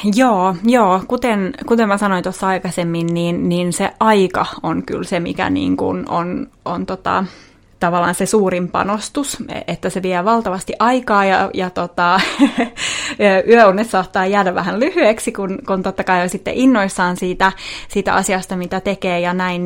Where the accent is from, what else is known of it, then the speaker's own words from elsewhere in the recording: Vaasa, Ostrobothnia, Finland; moved away as an adult; now in Helsinki, Finland; Mä oon siis Vaasasta kotosin ja muutettiin Helsingiin tuossa tota, seitsemän vuotta sitten.